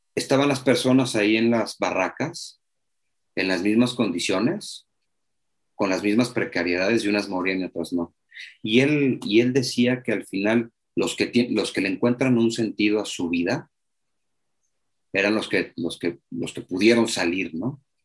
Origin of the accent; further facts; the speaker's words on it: Mexico; un mexicano de 42 años